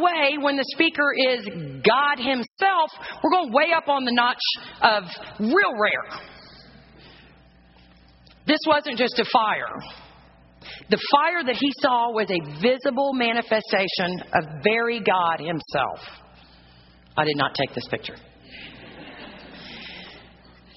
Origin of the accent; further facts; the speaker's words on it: South Texas, United States; Growing up in South Texas